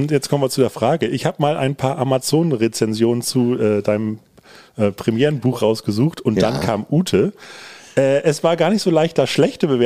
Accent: Ruhr area, North Rhine-Westphalia, Germany; moved away as an adult; now in Hamburg, Germany; Ruhrpott-Proll ist ja quasi äh, zweiter Vorname mehr oder weniger.

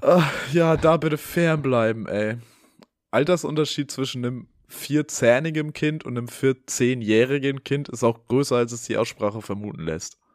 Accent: Hamburg, Germany; Ich war außerhalb Hamburgs und die Leute haben halt mitbekommen, ich bin aus Hamburg

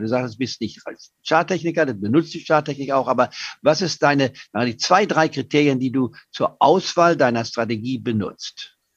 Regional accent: Leipzig, Saxony, Germany; ich bin ja in Leipzig geboren vor 78 Jahren

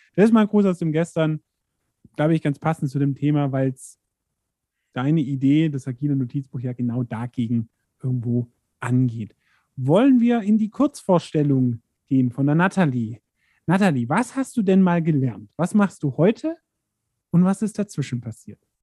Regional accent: Allgäu, Germany; bei uns im Allgäu

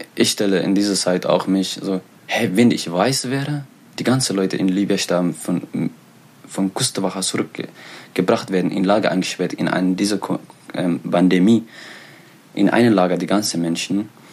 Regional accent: Eritrea; German is a second language; now in Germany; ich komme aus Eritrea. Ich liebe meine Heimat.

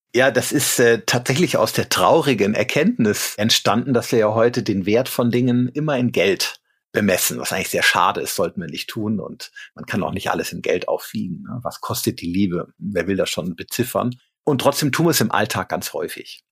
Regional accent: Rhineland, Germany; now in Regensburg, Germany; ich komme aus dem Rheinland

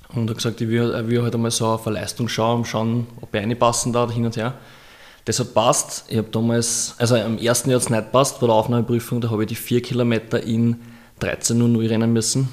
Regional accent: Austria; ich bin Österreicher

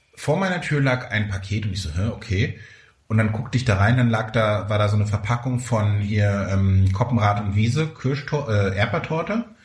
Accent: near Neubrandenburg, Mecklenburg-Vorpommern, Germany; moved away; in der Nähe von Neubrandenburg, in Mecklenburg-Vorpommern, in der Nähe meiner Heimat. Ich fühle mich zu Hause

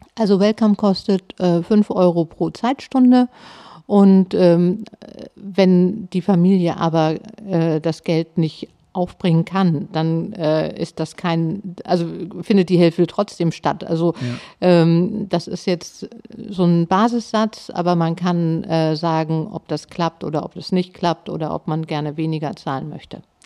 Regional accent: Hamburg, Germany; moved away; also born or lived in Bad Oldesloe / Schwarzenbek; Ich komme aus Hamburg und bin in Harburg aufgewachsen.

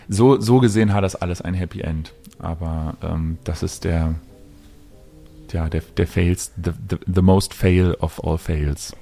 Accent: Berlin, Germany; ich bin ja Berliner und hier groß geworden

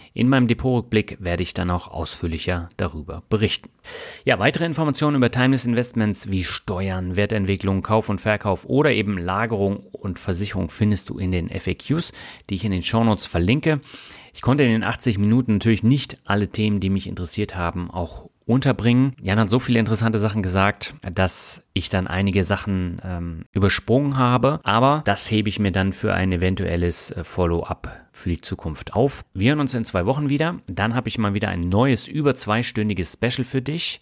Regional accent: Berlin, Germany; ich bin ja auch in Berlin aufgewachsen

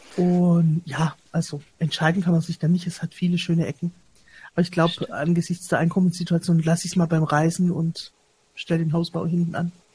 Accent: Stuttgart, Baden-Württemberg, Germany; als Stuttgarterin miterlebt

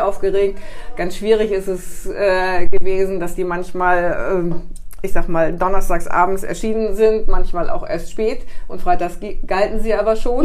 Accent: Karlsruhe, Baden-Württemberg, Germany; now in Bremen, Germany; mein Geburtsort ist Karlsruhe. Ich bin tatsächlich gebürtig ein Südlicht bin aber schon seit über 40 Jahren hier im Norden

